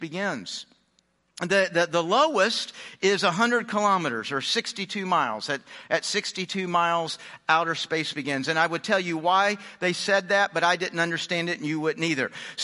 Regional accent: Houston, Texas, United States; also born or lived in Phoenix / Dallas; I was born in Phoenix. I grew up in Houston. I've lived in Dallas.

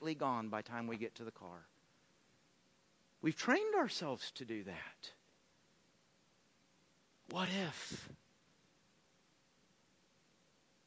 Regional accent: Texas, United States; I grew up in Texas

